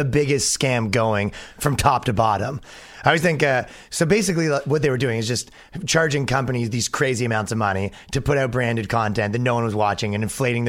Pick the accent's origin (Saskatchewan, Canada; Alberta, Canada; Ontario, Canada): Ontario, Canada; Toronto; moved away as an adult; now in New York, United States; No, I'm from Toronto, Canada.